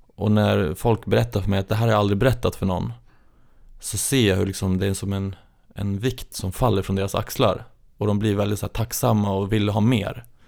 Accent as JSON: {"language": "Swedish", "town": "Gävle", "region": "Gävleborg County", "country": "Sweden", "tie": "born or raised there", "moved": "yes", "said": "jag är uppväxt i Gävle"}